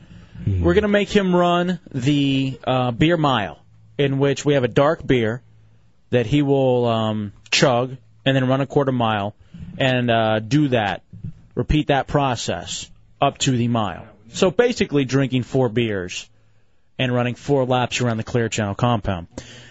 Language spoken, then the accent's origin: English; Lubbock, Texas, United States; born there; No, I'm not. I was born in Lubbock, Texas.